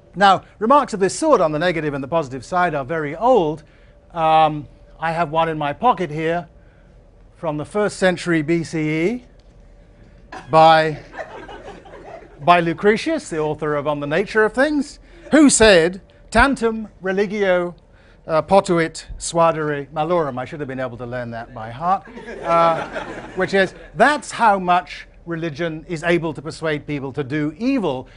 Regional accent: Asante, Ashanti, Ghana; coming into the country that I grew up in, Ghana, the society that I grew, grew up in, Asante

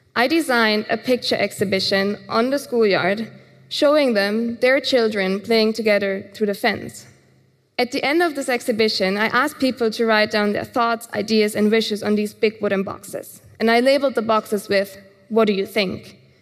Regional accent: Germany; Growing up in Germany

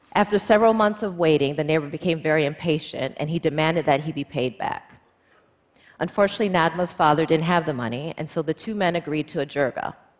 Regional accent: United States; as an American female lawyer

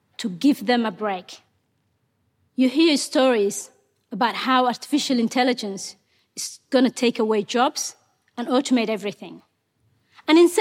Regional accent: Mogadishu, Banaadir, Somalia; English is a second language; moved away as an adult; also born or lived in Kenya / Ethiopia; now in Australia; Ethiopia forced us to move to Somalia's capital, Mogadishu. When I was 18, my father realized Somalia was headed for a civil war

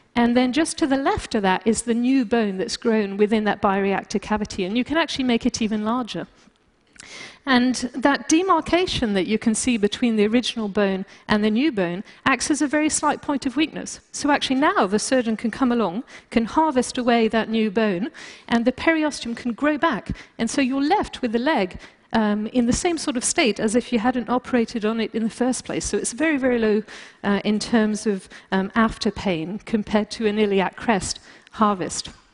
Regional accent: France; moved away; also born or lived in United Kingdom; being British uh, and, and, also growing up in France, I tend to be very uh, blunt

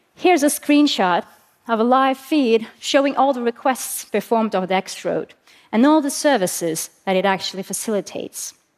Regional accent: Estonia; I'm from Estonia

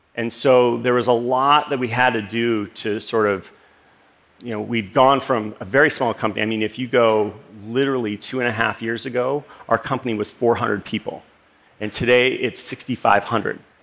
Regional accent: Los Angeles, California, United States; This is the street where I grew up in Los Angeles, actually a suburb called Northridge, California

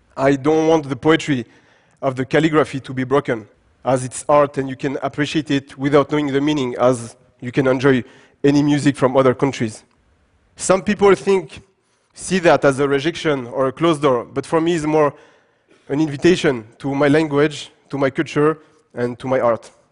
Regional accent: Paris, Île-de-France, France; English is a second language; also born or lived in Gabes, Tunisia; I was born and raised in France, in Paris

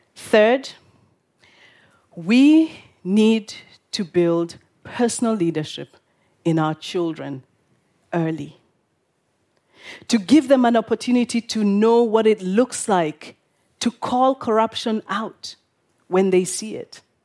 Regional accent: Kenya; I'm from Kenya

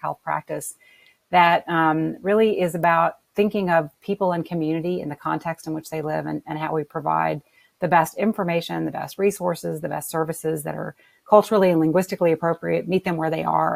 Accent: New Orleans, Louisiana, United States; my hometown of New Orleans

